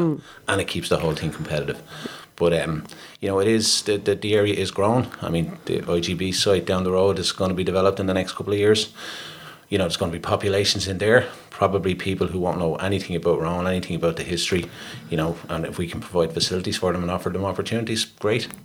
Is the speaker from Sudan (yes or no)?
no; Dublin, Leinster, Ireland; I, I grew up down on the Pigeon House Road.